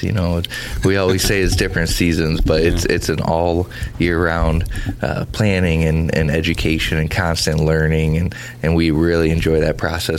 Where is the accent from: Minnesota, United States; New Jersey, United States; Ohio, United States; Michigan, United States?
Michigan, United States; Happy to be here and excited for what this is going to entail. And born and raised in Michigan, Southeast Michigan.